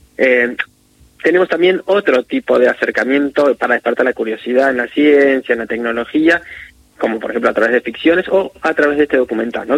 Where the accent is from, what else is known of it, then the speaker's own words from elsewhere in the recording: Buenos Aires, Argentina; Soy de Buenos Aires.